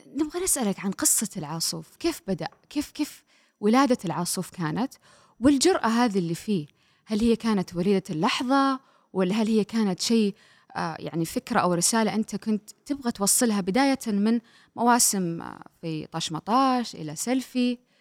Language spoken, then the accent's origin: Arabic; Saudi Arabia; عندنا في السعوديه